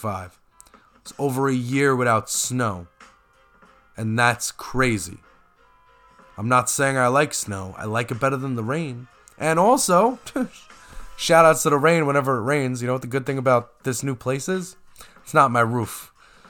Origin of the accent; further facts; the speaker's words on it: New York, United States; as a New Yorker